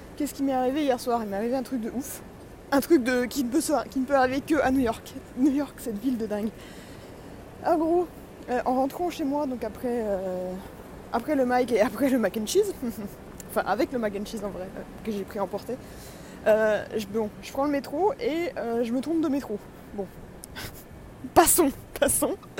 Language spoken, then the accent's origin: French; France; je suis de France